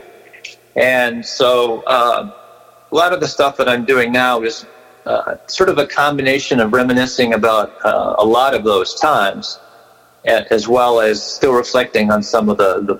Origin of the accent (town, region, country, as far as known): Riverside, California, United States; born or raised there; also born or lived in Berkeley, California / Napa, California